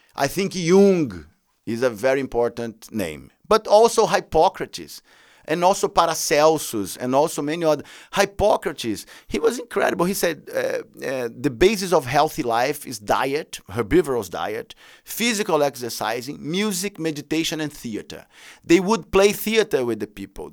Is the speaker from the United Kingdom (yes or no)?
no; Brazil; I come from Brazil